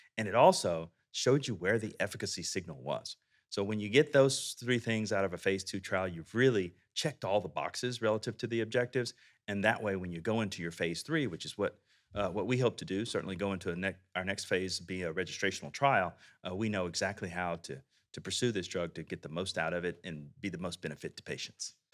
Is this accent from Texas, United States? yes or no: yes; Texas, United States; I'm from Texas.